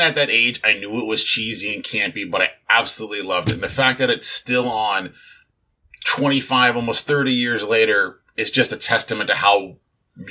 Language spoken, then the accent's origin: English; Long Beach, California, United States; I am from Southern California, the Long Beach area. I've lived here pretty much my entire life